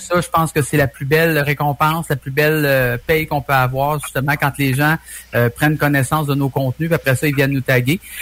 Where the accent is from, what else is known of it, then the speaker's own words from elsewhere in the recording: Trois-Rivières, Quebec, Canada; on est de Trois-Rivières.